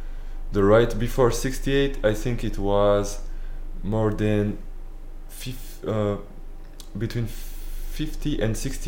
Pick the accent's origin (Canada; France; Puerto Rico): France; northern France; English is a second language; moved away; Even in my hometown, where on the north of France